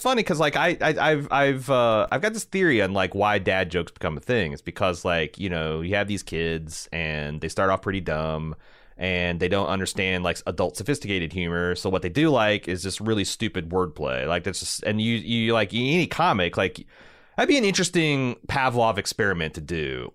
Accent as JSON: {"language": "English", "region": "Indiana", "country": "United States", "said": "I'm from Indiana"}